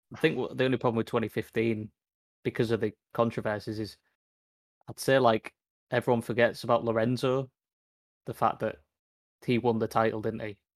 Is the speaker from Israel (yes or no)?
no; United Kingdom; as British Brits